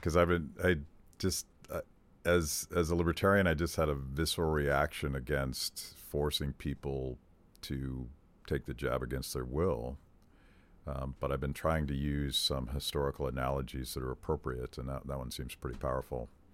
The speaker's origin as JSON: {"language": "English", "region": "Western Pennsylvania", "country": "United States", "tie": "born or raised there", "said": "Terry and I are, are born and raised in Western Pennsylvania"}